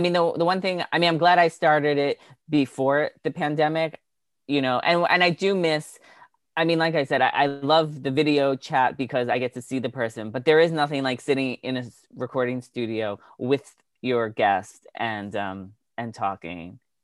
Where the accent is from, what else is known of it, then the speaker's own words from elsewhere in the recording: Long Island, New York, United States; also born or lived in Milton, Massachusetts; grew up on Long Island